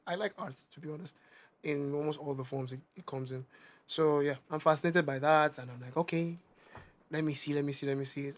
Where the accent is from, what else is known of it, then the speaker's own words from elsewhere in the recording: Nigeria; accent: Nigerian; my Nigerian accent